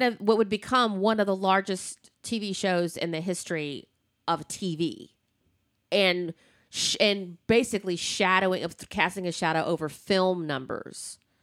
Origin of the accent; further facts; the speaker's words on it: the South, United States; I'm from the, I'm from the South